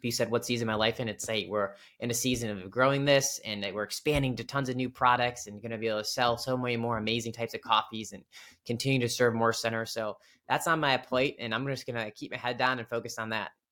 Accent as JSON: {"language": "English", "town": "Cleveland", "region": "Ohio", "country": "United States", "tie": "born or raised there", "moved": "as an adult", "lives_now": "Washington, D.C. area, United States", "said": "I'm from, uh, Cleveland, Ohio originally. So, big, uh, Cleveland sports fan. Went to, uh, high school, went to Cleveland State for college"}